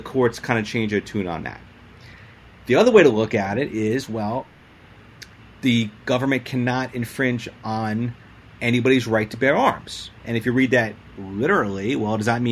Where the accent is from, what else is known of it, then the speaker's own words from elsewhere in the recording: New York City, New York, United States; I'm a New York City guy